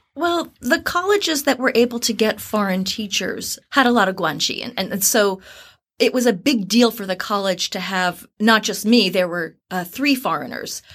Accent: New Jersey, United States; moved away as an adult; also born or lived in Tokyo / San Diego / Philadelphia / Gansu; now in Beijing, China; I'm from New Jersey

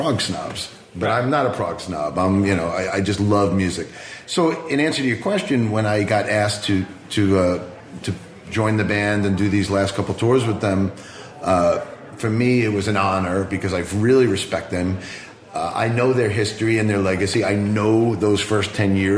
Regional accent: Long Island, New York, United States; I grew up on Long Island, New York, in the late 70s and 80s

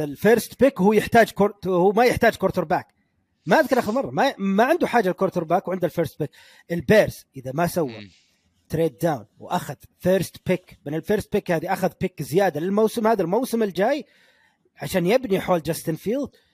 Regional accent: Ha'il, Ha'il Province, Saudi Arabia; accent: Ha'ili; أنا لهجتي حائلية من حائل

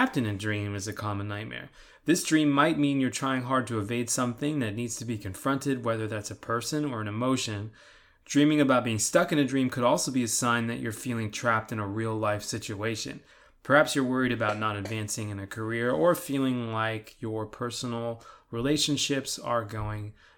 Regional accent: California, United States; now in Texas, United States; Growing up in California

